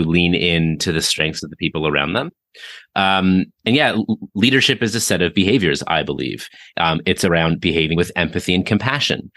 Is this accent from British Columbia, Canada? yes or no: no; Toronto, Ontario, Canada; I grew up in Toronto, Canada